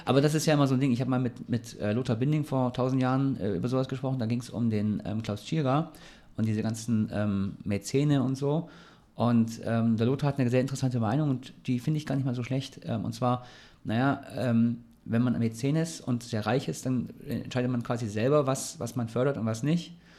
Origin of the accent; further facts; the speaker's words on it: Ulm, Baden-Württemberg, Germany; now in Heidelberg, Germany; ich komme ja aus Ulm